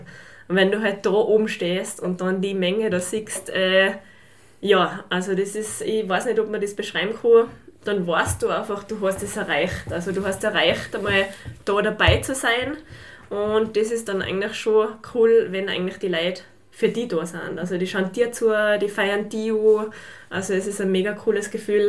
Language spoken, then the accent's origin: German; St. Jakob in Haus, Tyrol, Austria; also born or lived in Fieberbrunn; ich komme aus St. Jakob eben, bin 27 Jahre alt und bin baldige Fieberbrunnerin. also jetzt noch waschechte Hauserin